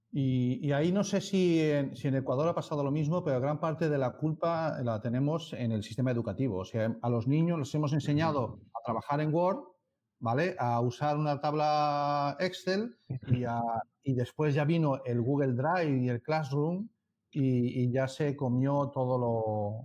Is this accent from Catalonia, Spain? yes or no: no; Madrid, Community of Madrid, Spain; moved away; yo estuve trabajando en Madrid hasta 2001 y soy carabanchelero